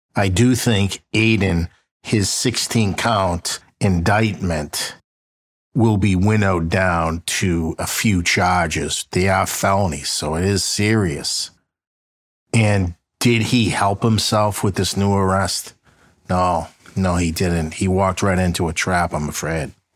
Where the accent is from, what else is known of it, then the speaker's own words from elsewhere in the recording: Boston, Massachusetts, United States; I'm from Boston